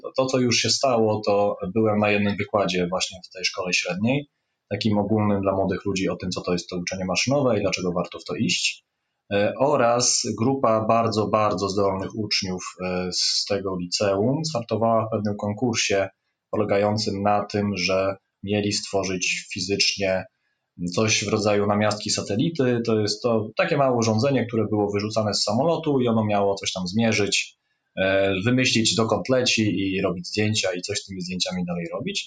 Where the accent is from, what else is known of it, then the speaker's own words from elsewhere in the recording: Bydgoszcz, Kuyavian-Pomeranian Voivodeship, Poland; jestem z Bydgoszczy, tu się urodziłem i z tym miastem od zawsze byłem związany. To znaczy, tu chodziłem do gimnazjum i liceum szóstego